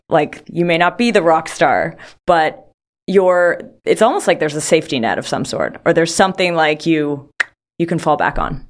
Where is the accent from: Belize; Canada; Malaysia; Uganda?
Canada; I'm from Canada